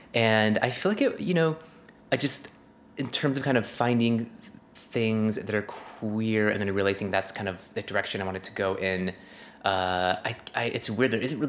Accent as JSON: {"language": "English", "town": "Santa Clarita", "region": "California", "country": "United States", "said": "I'm from the Santa Clarita Valley."}